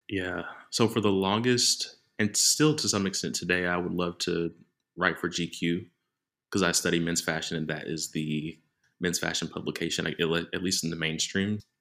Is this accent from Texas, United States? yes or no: yes; Dallas, Texas, United States; moved away as an adult; now in Manchester, United Kingdom; I grew up in Dallas, Texas